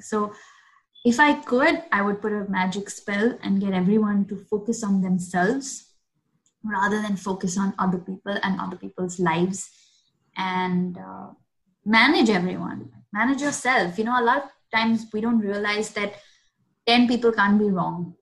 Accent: Mumbai, Maharashtra, India; I grew up in South Bombay

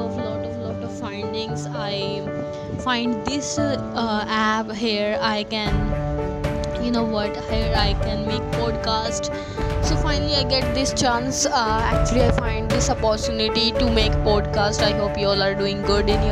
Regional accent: Haryana, India; I'm from Haryana

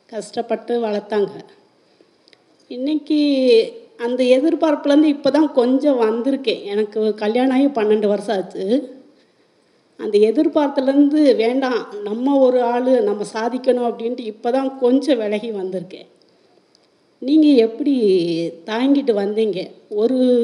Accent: Madurai, Tamil Nadu, India; நான் மதுரக்காரி

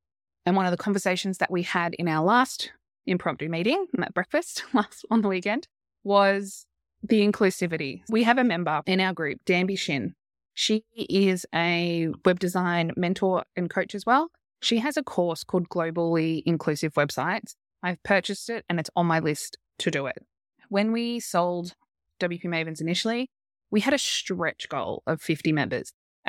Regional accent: Australia; we're Australian.

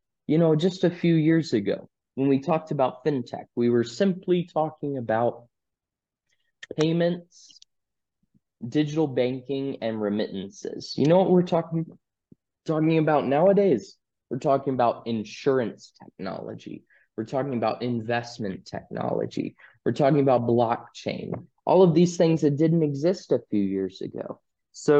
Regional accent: United States; I'm from the United States. I guess you could call me a Westerner

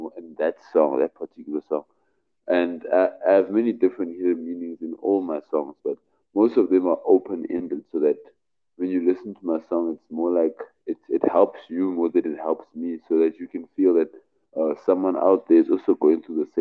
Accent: Cape Town, Western Cape, South Africa; I'm from Cape Town, South Africa.

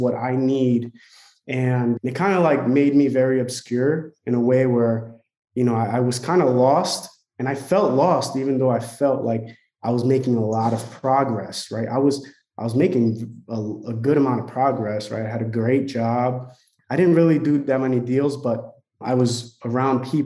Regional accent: Newark, New Jersey, United States; moved away as an adult; also born or lived in San Francisco, California; I'm originally from Newark, New Jersey

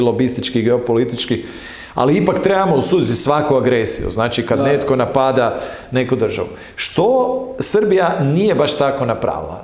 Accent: Croatia; kao Hrvati

